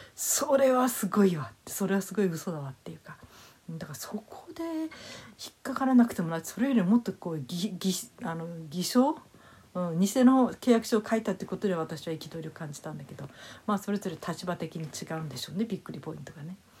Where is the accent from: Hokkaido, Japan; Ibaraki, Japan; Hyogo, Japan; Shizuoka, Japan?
Hokkaido, Japan; moved away; 私の実家はね北海道の同心を取ってたんですね